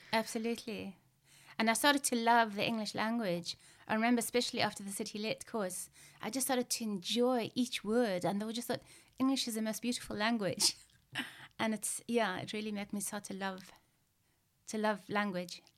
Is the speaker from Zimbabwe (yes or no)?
yes; Zimbabwe; growing up in Zimbabwe